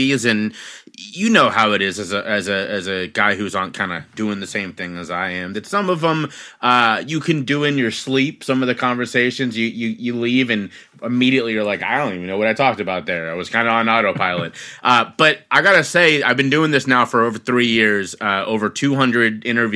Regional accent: Cincinnati, Ohio, United States; now in Philadelphia, United States; I was born and raised in Cincinnati, Ohio.

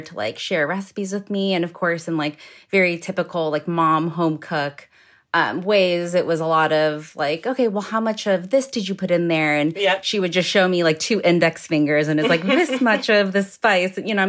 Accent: Midwest, United States; And then growing up in the Midwest, we also did a lot of sort of like stick to your rib type meals like meatloaf, mashed potatoes, green beans.

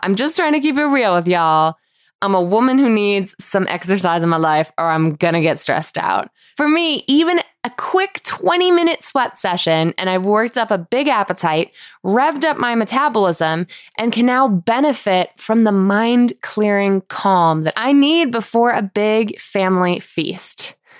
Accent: Manchester, Connecticut, United States; my hometown in Manchester, Connecticut

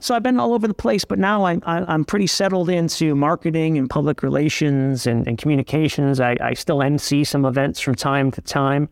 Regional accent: Cleveland, Ohio, United States; also born or lived in Niles, Ohio; my hometown. You know, my goal was to work in Cleveland

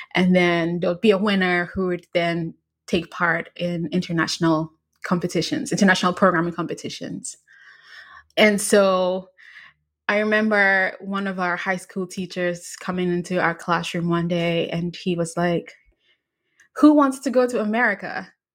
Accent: Ghana; I was in high school in Ghana. I grew up in Ghana

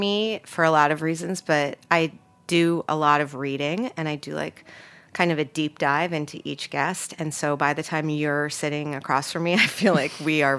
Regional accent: New York City, New York, United States; please don't hate me because I grew up on the Upper East Side. It was different in the 70s.

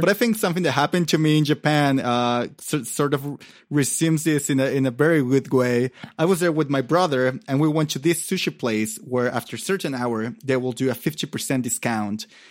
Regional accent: Mexico City, Mexico; moved away as an adult; now in Oaxaca, Mexico; I grew up in Mexico City

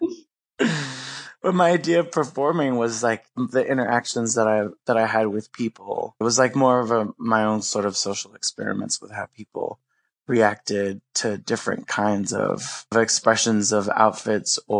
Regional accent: New York City, New York, United States; I'm from Brooklyn, New York

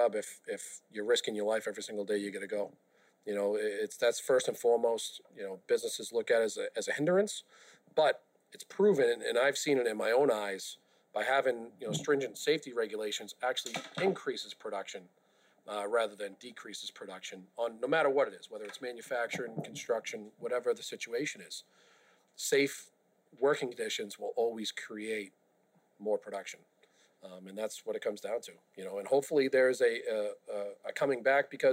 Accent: Boston, Massachusetts, United States; And I grew up in South Boston

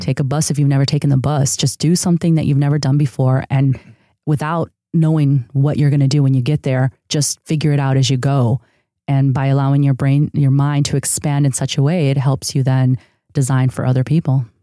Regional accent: a city outside of Chicago, Illinois, United States; first language Spanish; English is a second language; moved away as an adult; also born or lived in San Diego, California; now in Los Angeles, United States; I grew up in a city outside of Chicago that was a huge, uh, neighborhood of immigrants from Mexico. Uh, so s, Spanish was actually my first language

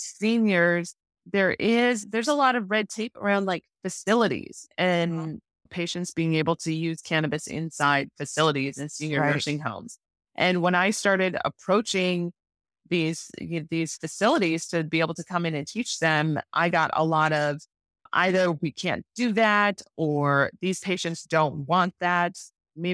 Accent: Wisconsin, United States; I grew up in northern Wisconsin.

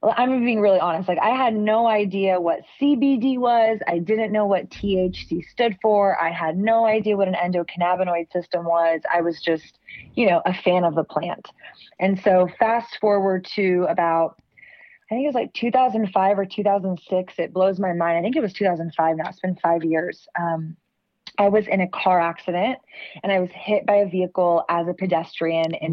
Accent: Austin, Texas, United States; growing up in Austin, we are coined the live music capital of the world

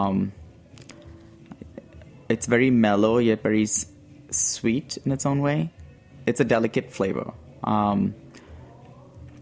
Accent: Mumbai, Maharashtra, India; moved away as an adult; now in San Francisco, United States; I grew up in Bombay, and Bombay is known for its delicious and crazy

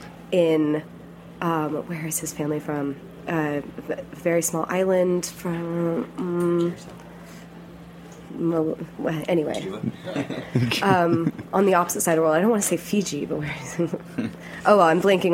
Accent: Austin, Texas, United States; I'm from Austin, Texas

